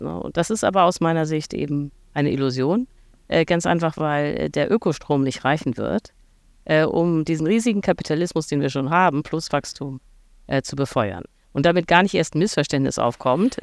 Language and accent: German; Hamburg, Germany; ich äh, komme aus Hamburg, aus einem Vorort namens Langhorn